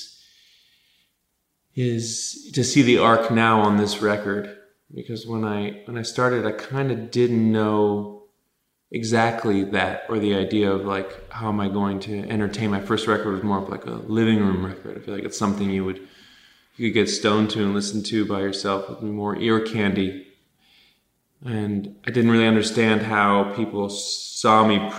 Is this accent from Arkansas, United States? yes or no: no; Los Angeles, California, United States; also born or lived in Van Nuys, Los Angeles; I was born in Van Nuys and grew up in Tarzana